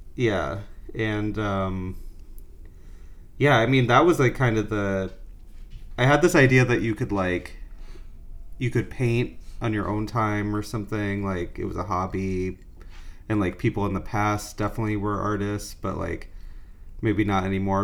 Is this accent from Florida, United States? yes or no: yes; Fort Myers, Florida, United States; moved away as an adult; now in New York, United States; I was born in Fort Myers, uh, so Gulf side.